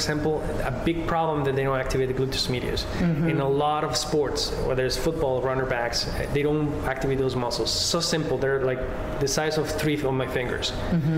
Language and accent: English; Mexico; now in New York, United States; I'm from Mexico.